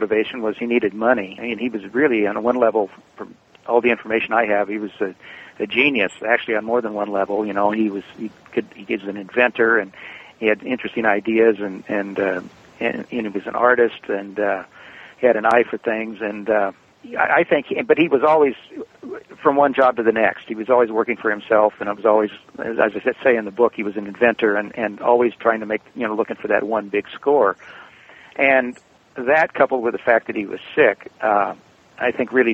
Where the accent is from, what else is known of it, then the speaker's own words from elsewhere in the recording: Eugene, Oregon, United States; I grew up in Eugene, Oregon